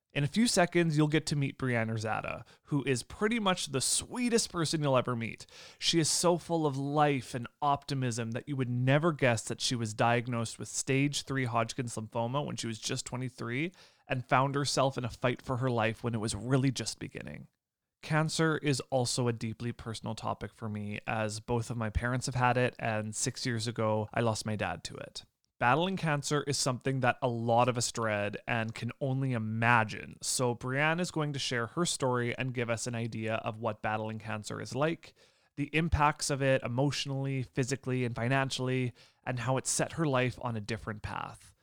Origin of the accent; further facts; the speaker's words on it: Lemberg, Saskatchewan, Canada; I'm originally from Lemberg, which is about, I think it's about forty-five minutes away from Yorked